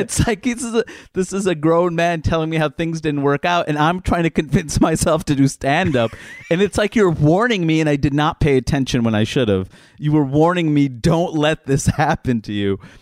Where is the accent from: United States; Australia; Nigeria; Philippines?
United States; New York; I'm a New Yorker